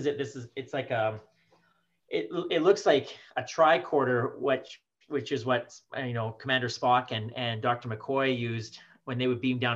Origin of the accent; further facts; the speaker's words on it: Swift Current, Saskatchewan, Canada; now in Saskatoon, Canada; My family moved there when I was 5 years old. My sister she would have been two. We moved from Saskatoon to Swift Current